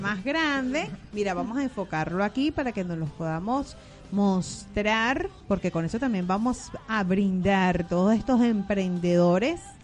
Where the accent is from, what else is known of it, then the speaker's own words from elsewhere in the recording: Venezuela; now in Argentina; los venezolanos somos gente luchadora